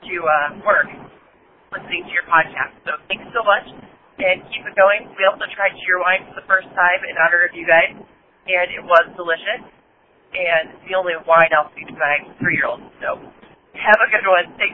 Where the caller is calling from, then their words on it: Ohio, United States; I'm calling from Frozen, Ohio, which I love, by the way.